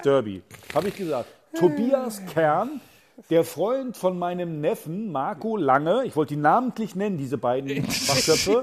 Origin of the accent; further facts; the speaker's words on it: Berlin, Germany; wir als Berliner